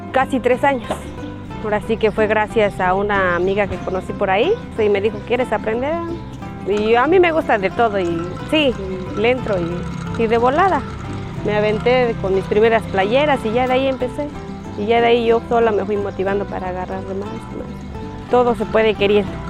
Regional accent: San Antonio Buenavista, Oaxaca, Mexico; Soy originaria de San Antonio Buenavista

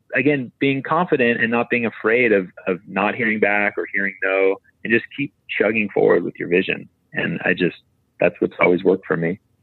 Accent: Maui, Hawaii, United States; I'm from Maui, I'm a photographer.

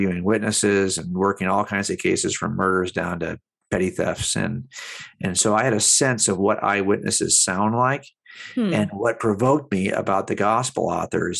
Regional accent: Los Angeles County, California, United States; I was raised here in Los Angeles County

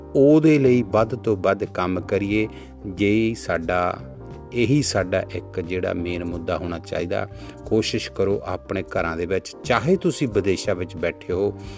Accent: Punjab, India; first language Punjabi; now in Netherlands

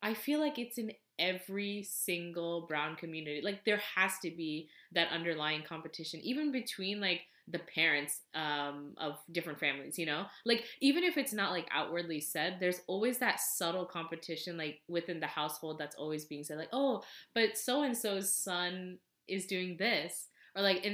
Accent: United States; I grew up here in America

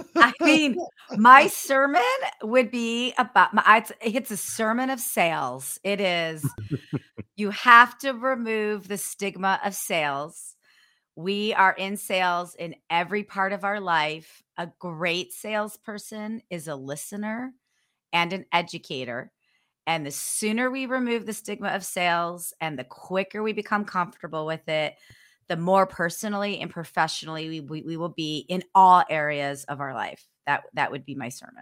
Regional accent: Ohio, United States; I'm from Ohio

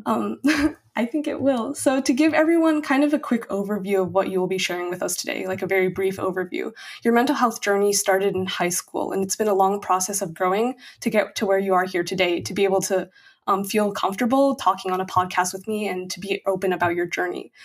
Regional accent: United States; as an Asian American

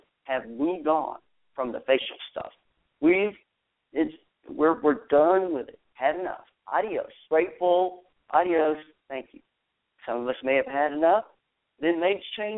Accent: Texas, United States; down in Texas, my home state

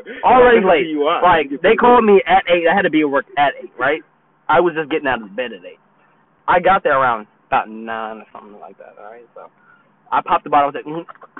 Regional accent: Brooklyn, New York, United States; This is no, New York. Brooklyn.

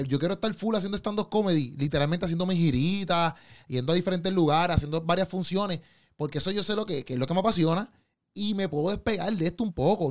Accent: Puerto Rico; Como, boricua

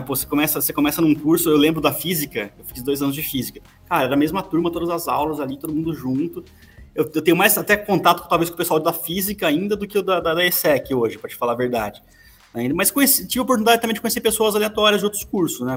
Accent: Campinas, São Paulo, Brazil; então sou de Campinas

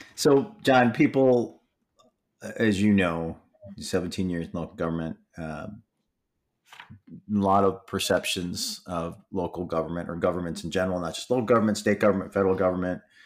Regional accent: Michigan, United States; I grew up in Michigan

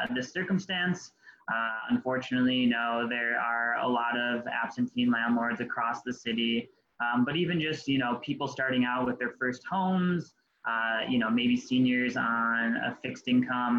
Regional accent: Colden, New York, United States; I grew up in the South Towns of Western New York, Colden to be exact

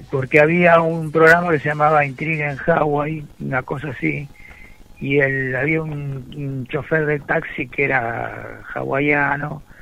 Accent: Floresta, Buenos Aires, Argentina; born there; pero yo nací en Floresta

